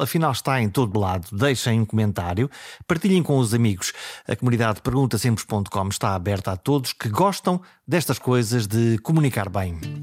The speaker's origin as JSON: {"language": "Portuguese", "town": "Caminha", "region": "Norte", "country": "Portugal", "tie": "born or raised there", "also_born_or_lived": "Viana do Castelo", "said": "eu nasci eh, em Viena do Castelo, sempre vivi em Caminha, sou por isso do Alto Minho"}